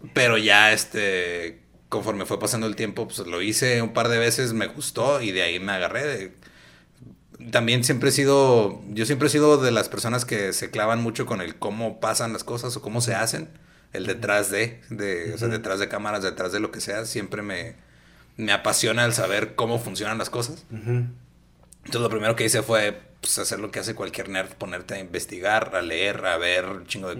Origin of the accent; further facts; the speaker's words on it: Ciudad Juárez, Chihuahua, Mexico; la ventaja que tengo de estar en Juárez y nada más ir allá de vez en cuando a trabajar